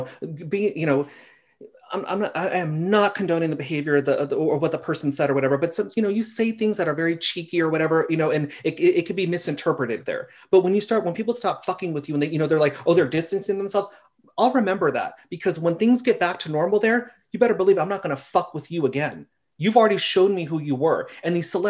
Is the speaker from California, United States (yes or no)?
yes; Simi Valley, California, United States; I lived in Simi Valley. I don't know if you're familiar with that. I grew up here.